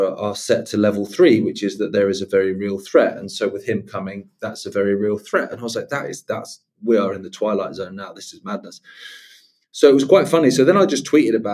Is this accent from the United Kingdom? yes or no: yes; England, United Kingdom; I'm English.